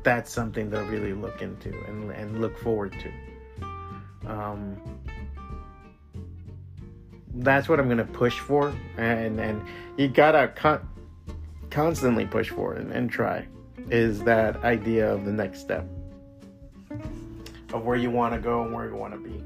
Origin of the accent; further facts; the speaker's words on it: Miami, Florida, United States; moved away as an adult; this is my hometown. This is where I grew up.